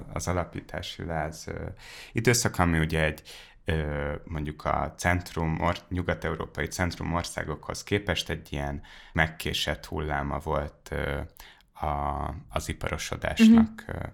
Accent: Hungary; now in Budapest, Hungary; én vidéki gyerek vagyok, és, uh, és amikor a Dunajváros felől a hatos útról megérkezik a busz

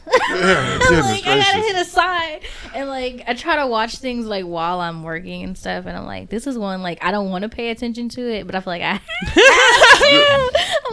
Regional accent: Texas, United States; accent: thick accent; I'm from Texas.

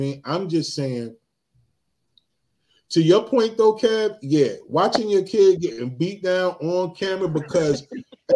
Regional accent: New Jersey, United States; I'm from Jersey

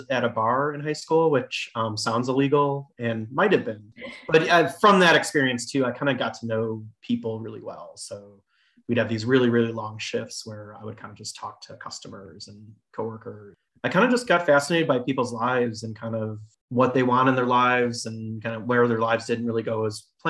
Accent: Chicago, Illinois, United States; also born or lived in Michigan; I was born in Chicago, south side of Chicago, and I went to Illinois, University of Illinois.

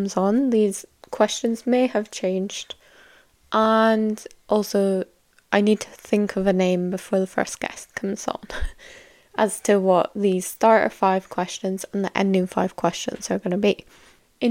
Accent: Scotland, United Kingdom; I am from Scotland, fun, sunny little place

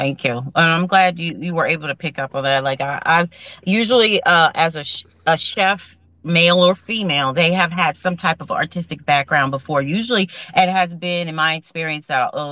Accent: Philadelphia, Pennsylvania, United States; also born or lived in New York; I'm from Philly, so I'm here for the East Coast vibe. I'm born and raised in Philly.

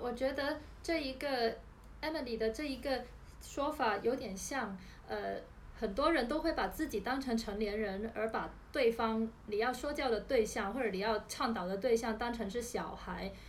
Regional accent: China; 对于我们中国人来说

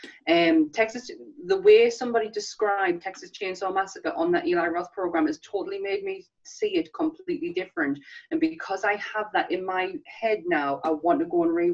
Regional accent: United Kingdom; being us in the UK

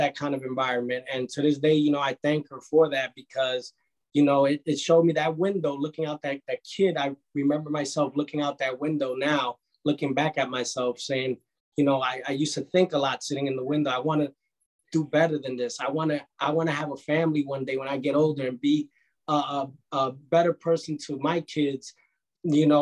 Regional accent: New York City, New York, United States; I'm a Bronx native. I was born and raised in the Bronx, the South Bronx, on Kelly Street and Prospect Avenue

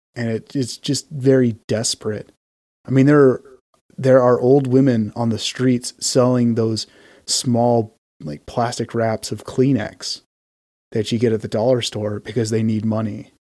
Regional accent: Utah, United States; also born or lived in Texas; We're both from Utah

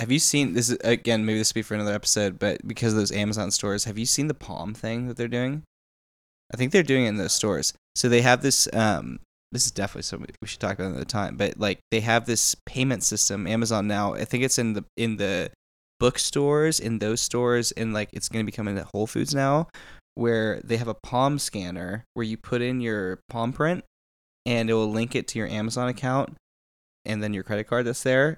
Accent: Texas, United States; I'm from Texas

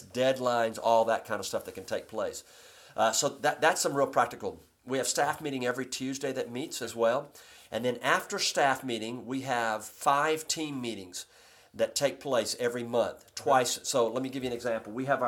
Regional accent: Corinth, Mississippi, United States; oh, by the way, I'm from Corinth, Mississippi.

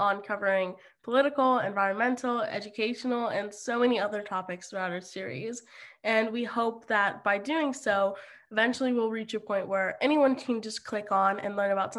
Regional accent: Germany; also born or lived in Austria; I am a first generation Iranian American, and I grew up in Germany and Austria.

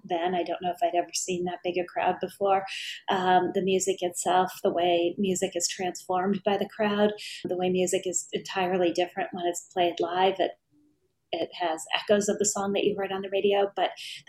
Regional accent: Hibbing, Minnesota, United States; growing up in Hibbing

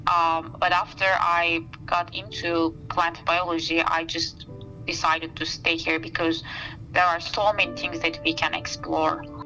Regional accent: Istanbul, Turkey; moved away as an adult; also born or lived in Black Sea region, Turkey / eastern Turkey / Montana, United States; now in Madison, United States; Istanbul feels like home to me um, since I was born and raised there

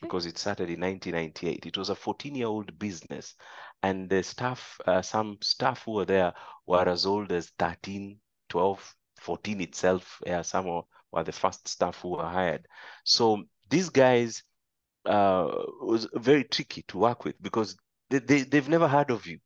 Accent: Kenya; moved away as an adult; now in Tanzania; my fellow Kenyans

